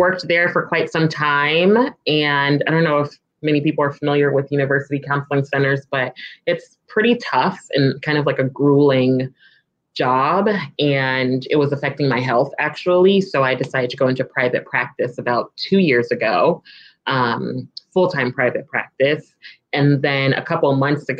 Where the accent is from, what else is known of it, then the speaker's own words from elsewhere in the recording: California, United States; also born or lived in Midwest; now in DC, Maryland area, United States; I'm originally from California